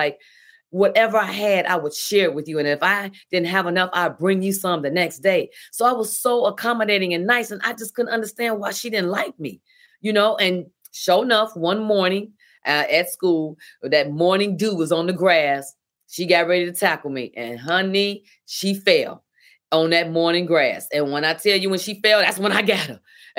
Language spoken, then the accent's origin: English; Chicago, Illinois, United States; Well, I'm from South Side of Chicago and I'm animated.